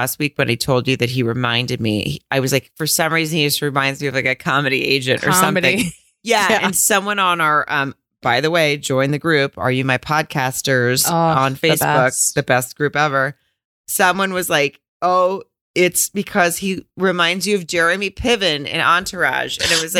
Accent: Arkansas, United States; I grew up in Arkansas.

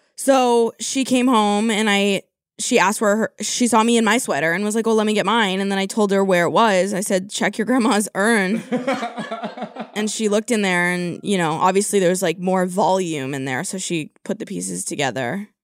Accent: California, United States; I'm from California

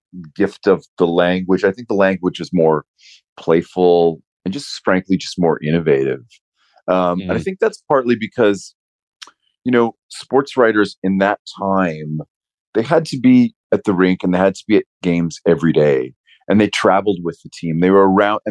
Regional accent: Canada; as a Canadian

